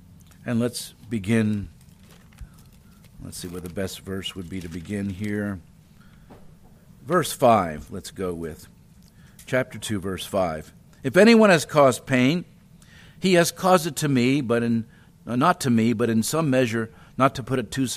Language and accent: English; New Jersey, United States; also born or lived in Ohio; now in Chattanooga, United States; I grew up in South Jersey. That's New Jersey, near Philadelphia.